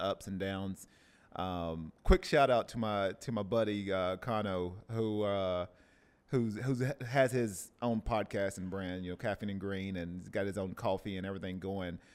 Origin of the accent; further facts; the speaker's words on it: Tennessee, United States; now in Oceanside, United States; I love my hometown from Tennessee